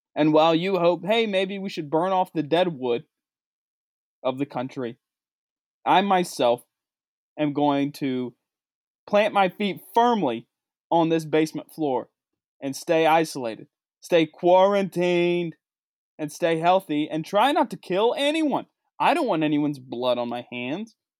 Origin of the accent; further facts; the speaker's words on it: West Virginia, United States; moved away; my home state of West Virginia, the state I grew up in, the state I went to school